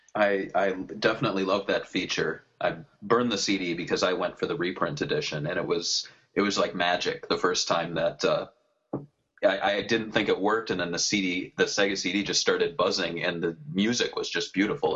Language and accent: English; Midwest, United States; I'm from the Midwest